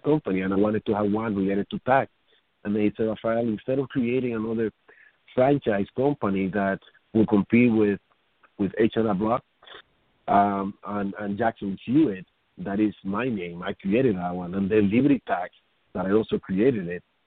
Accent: Dominican Republic; now in New York City, United States; I am from the Dominican Republic

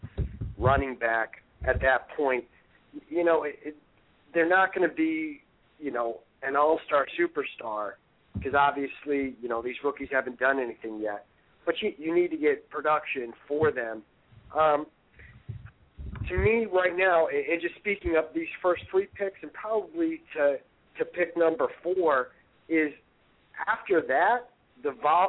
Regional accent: Midwest, United States; now in Maine, United States; I'm originally from the Midwest

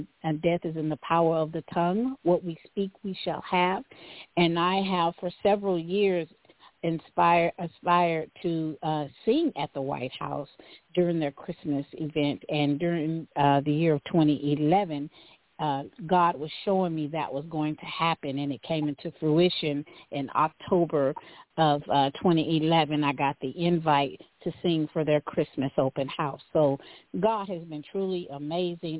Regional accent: Tyler, Texas, United States; now in Dallas, United States; I am originally from Tyler, raised out on Highway 14 in the community called Shady Grove

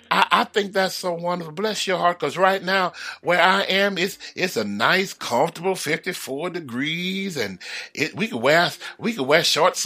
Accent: Houston, Texas, United States; because, you know, I'm from the South. I'm brought up in Houston. We ain't never had no white Christmas.

